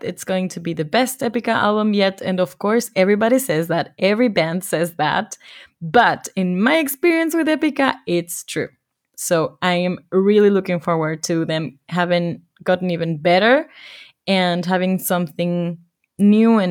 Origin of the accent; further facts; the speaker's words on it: Ecuador; moved away; my home country, in my hometown